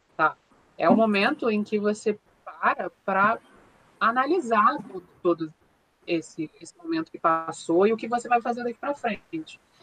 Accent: Brazil; nós somos brasileiros

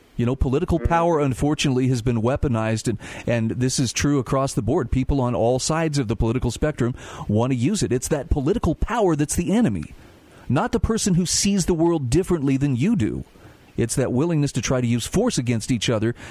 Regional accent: Utah, United States; my home state of Utah

